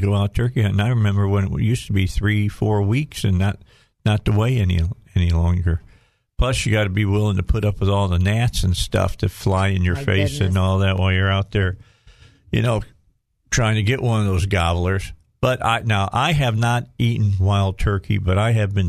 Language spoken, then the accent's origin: English; the North, United States; I was raised in the North, but I was raised Southern.